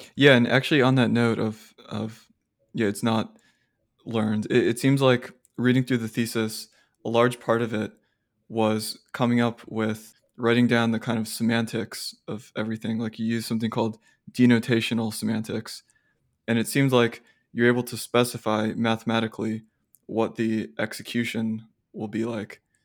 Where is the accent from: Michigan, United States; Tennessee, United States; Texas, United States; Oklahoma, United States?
Texas, United States; Austin; I grew up in Austin